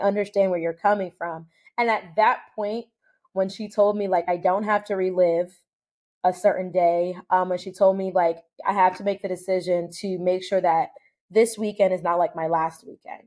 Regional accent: United States; I was born here in the United States

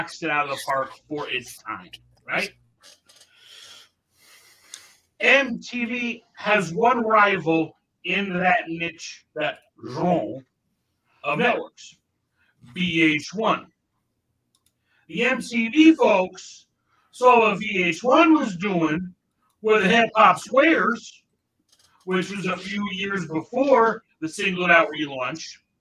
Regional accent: New York suburbia, United States; I grew up in New York suburbia, completely whitewashed

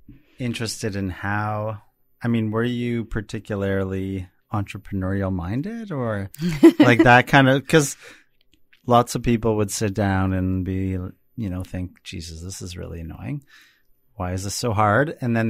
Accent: Toronto, Ontario, Canada; Since I'm actually from Toronto.

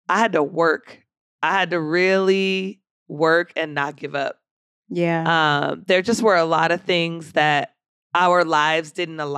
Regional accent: Philadelphia, Pennsylvania, United States; also born or lived in California; growing up in Philadelphia, uh, Philadelphia has like a, a very Muslim influence.

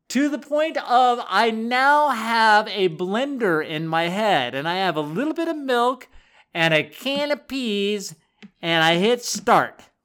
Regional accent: Boulder County, Colorado, United States; I grew up in Boulder County

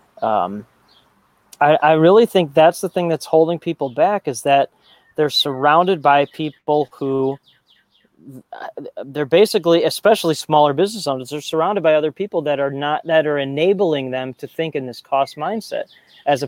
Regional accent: Chicago, Illinois, United States; I grew up in the North Shore of Chicago, very entitled, penny pinching

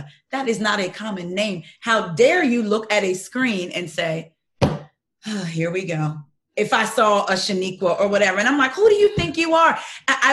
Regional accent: New Jersey, United States; moved away as an adult; now in Baltimore County, United States; I'm from Jersey, South Jersey

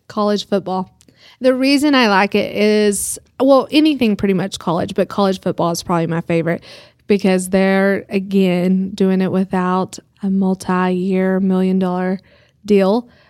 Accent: Groom, Texas, United States; also born or lived in Dallas; now in Amarillo, United States; it was my hometown

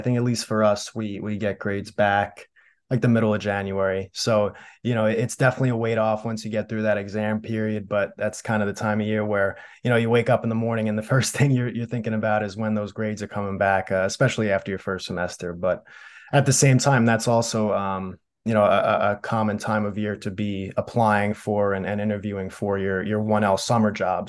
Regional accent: Smithtown, New York, United States; moved away; growing up on Long Island, my goal was to, first of all, have a great career at Smithtown West

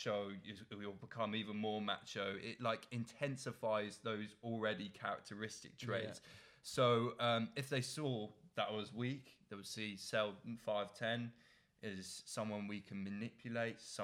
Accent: Oxford, South East England, United Kingdom; I'm from Oxford

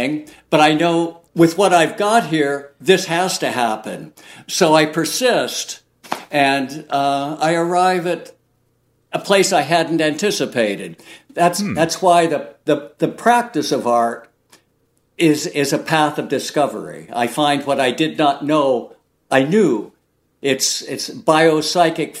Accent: Oregon, United States; growing up in Oregon and spending a lot of time on the coast

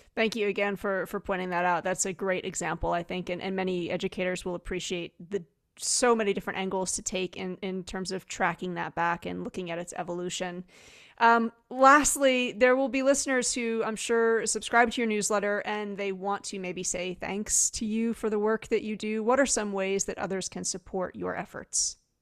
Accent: New Jersey, United States; I'm from New Jersey

